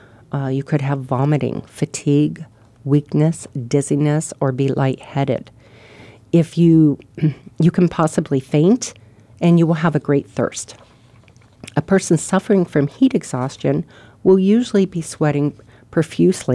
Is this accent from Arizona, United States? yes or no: yes; Arizona, United States; moved away as an adult; also born or lived in Ohio; I grew up here, and I lived here. I didn't move away from Arizona until I was 26